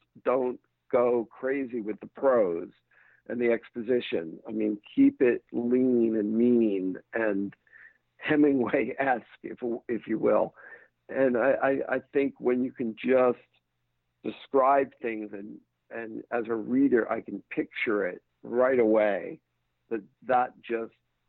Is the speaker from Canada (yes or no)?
no; England, United Kingdom; I grew up in England. Chelsea is my football team.